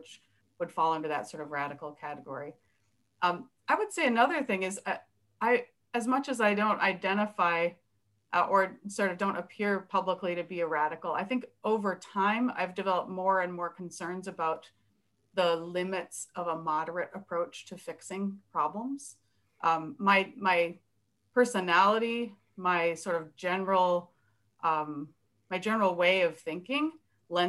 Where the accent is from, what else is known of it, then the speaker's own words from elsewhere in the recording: Minnesota, United States; I am a white Minnesota Protestant. I come from German stock